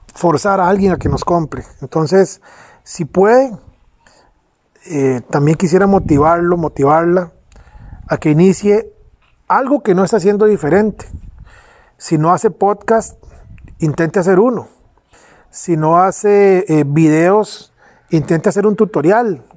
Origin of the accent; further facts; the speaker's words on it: Pérez Zeledón, San José, Costa Rica; nací en Pérez Celedón, al sur de Costa Rica